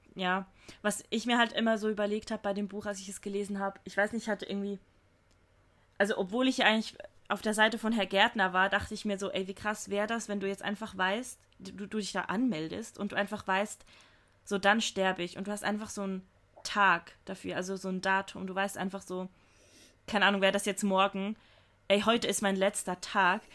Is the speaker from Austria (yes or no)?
no; Switzerland; bei uns in der Schweiz